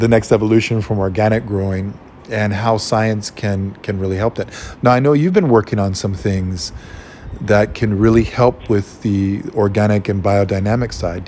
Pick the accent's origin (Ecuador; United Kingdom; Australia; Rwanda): Ecuador; moved away; also born or lived in Hawaii; So I grew up farming. And what shocked me so much coming from Latin America, especially Ecuador, where I grew up